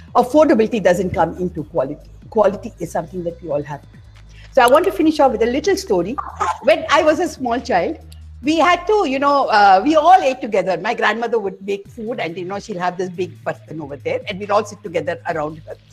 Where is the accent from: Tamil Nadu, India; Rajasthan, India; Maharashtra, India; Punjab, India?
Tamil Nadu, India; I come from Tamil Nadu